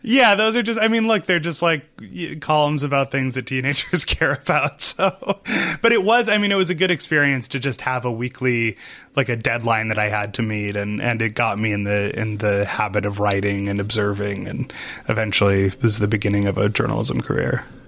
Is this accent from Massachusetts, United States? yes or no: yes; Massachusetts, United States; I grew up Mormon in Massachusetts